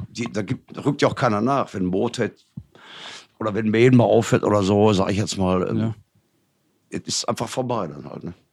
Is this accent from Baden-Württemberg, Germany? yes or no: no; Gelsenkirchen, North Rhine-Westphalia, Germany; Ist, äh, für die ganze Region, wo ich herkomme, Gelsenkirchen, ist das schon, ist das schon geil auf jeden Fall.